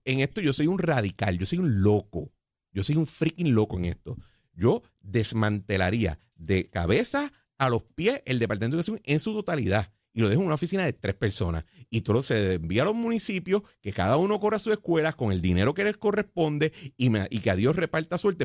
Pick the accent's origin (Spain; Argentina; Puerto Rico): Puerto Rico